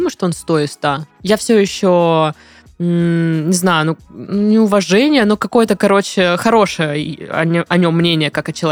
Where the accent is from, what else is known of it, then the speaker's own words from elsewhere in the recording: Volga region, Russia; Первый год у нас были отношения на расстоянии. Я с Поволжья, она с Кубани.